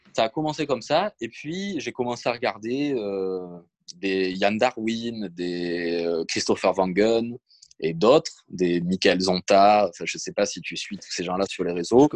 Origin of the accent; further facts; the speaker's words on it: Provence-Alpes-Côte d'Azur, France; also born or lived in Nice; je suis né à Nice, mais j'ai toujours vécu à peu près dans le sud. J'ai cette chance d'avoir grandi en Provence